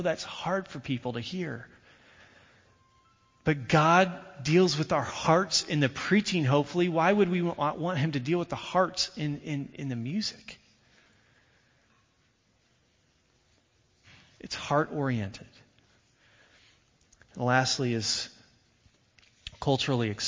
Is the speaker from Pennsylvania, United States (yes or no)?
no; Indiana, United States; I grew up in Indiana